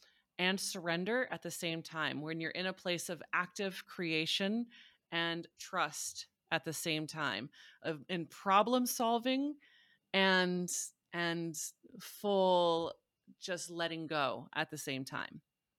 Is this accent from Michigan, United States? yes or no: no; Missouri, United States; So I was raised in Southern Missouri, which is a very strong buckle of the Bible Belt. Very like Southern Baptist